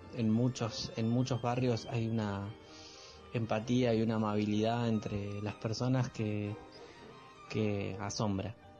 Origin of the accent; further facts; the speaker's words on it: Moreno, Buenos Aires Province, Argentina; Moreno tiene muchas cosas, es mi ciudad natal